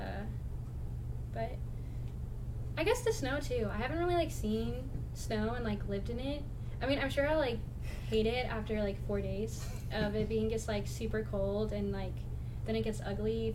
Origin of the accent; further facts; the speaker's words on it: Milwaukee, Wisconsin, United States; moved away as an adult; now in Texas, United States; the city that I grew up